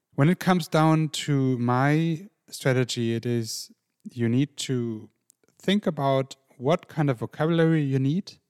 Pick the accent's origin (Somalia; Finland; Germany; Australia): Germany; I grew up in an international family in Germany with a mum from Ireland